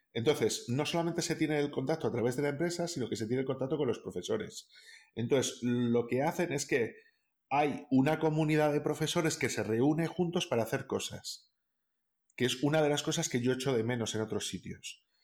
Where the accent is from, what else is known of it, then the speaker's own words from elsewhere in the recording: Castile and León, Spain; en el caso de Castilla León, por ejemplo, que es de donde yo soy